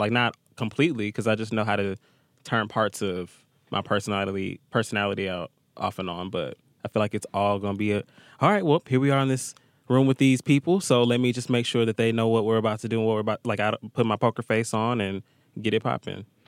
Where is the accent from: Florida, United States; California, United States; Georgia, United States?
Georgia, United States; Atlanta; growing up in Atlanta